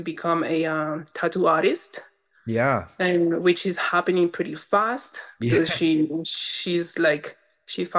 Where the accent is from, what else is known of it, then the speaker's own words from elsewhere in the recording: Windward Islands, French Polynesia; English is a second language; moved away as an adult; also born or lived in Mo'orea; now in New Mexico, United States; I grew up in Tahiti